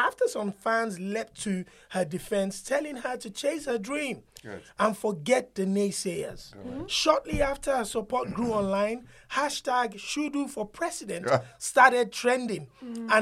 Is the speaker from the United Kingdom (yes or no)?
no; Nigeria; moved away; some of us born and raised in Nigeria and moved here decades ago